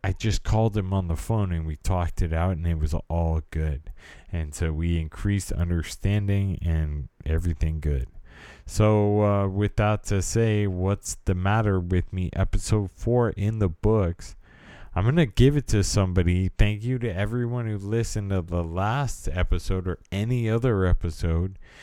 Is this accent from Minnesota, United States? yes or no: no; California, United States